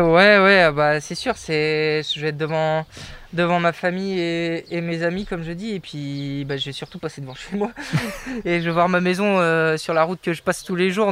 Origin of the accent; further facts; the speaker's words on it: Brittany, France; moi, Breton